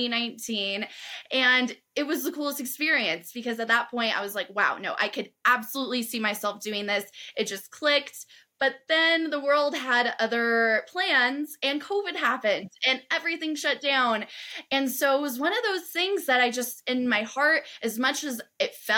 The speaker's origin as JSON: {"language": "English", "region": "Southern California", "country": "United States", "tie": "born or raised there", "said": "where I grew up in Southern California"}